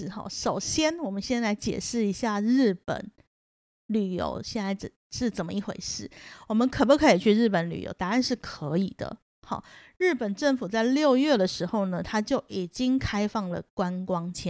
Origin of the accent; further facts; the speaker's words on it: Taiwan; 我们台湾人